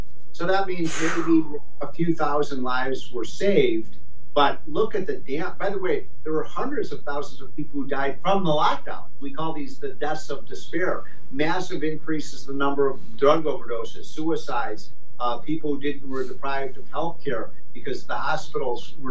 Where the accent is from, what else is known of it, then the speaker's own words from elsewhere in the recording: Chicago, Illinois, United States; I'm from Chicago